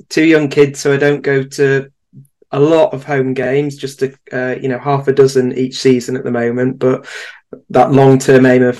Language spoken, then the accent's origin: English; Manchester, North West England, United Kingdom; I am from Manchester. I've always had an M-post code.